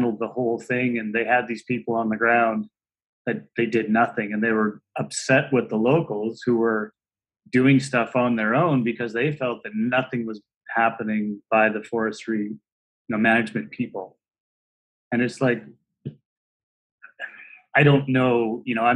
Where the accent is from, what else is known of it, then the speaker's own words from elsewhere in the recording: Merritt, British Columbia, Canada; moved away as an adult; now in Kamloops, Canada; I grew up in Merritt, which is only an hour away. That's where I was till I was 20.